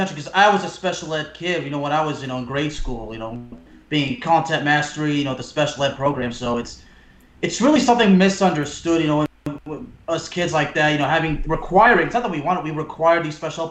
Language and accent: English; France; moved away; also born or lived in Texas; I'm French American. I was born in France